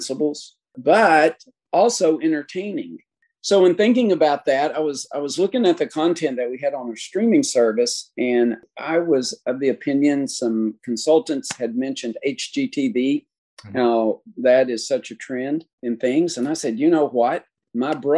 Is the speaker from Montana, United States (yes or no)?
no; East Tennessee, United States; I was born and raised up in East Tennessee